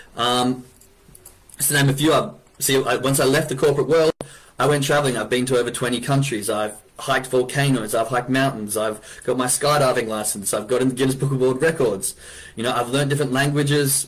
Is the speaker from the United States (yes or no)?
no; Perth, Western Australia, Australia; I'm from Western Australia, a little city called Perth